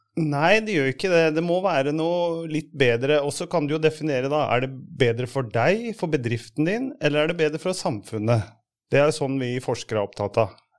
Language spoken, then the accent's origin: Norwegian; Hamar, Innlandet, Norway; jeg kommer fra Hamar